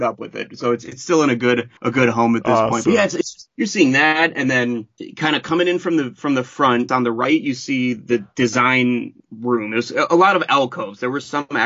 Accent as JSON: {"language": "English", "region": "Ohio", "country": "United States", "also_born_or_lived": "New York", "moved": "as an adult", "said": "I'm from Ohio"}